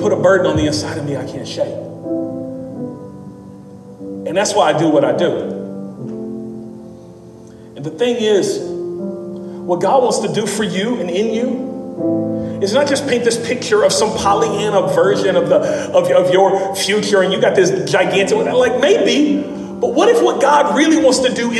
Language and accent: English; Memphis, Tennessee, United States; also born or lived in Dallas; I'm from Memphis. I went to school in Dallas. I lived in Dallas for several years, but I'm born, raised in Memphis.